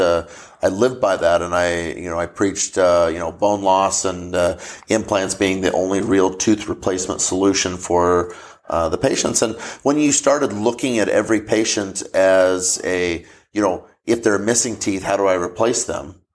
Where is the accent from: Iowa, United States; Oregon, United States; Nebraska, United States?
Nebraska, United States; Crawford; I went back to my hometown of Crawford, Nebraska